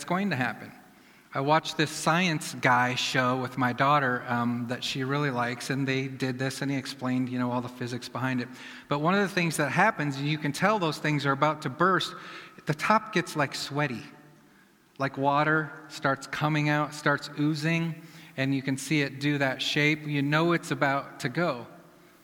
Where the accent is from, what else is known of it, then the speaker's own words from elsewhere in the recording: Iowa, United States; I'm from Iowa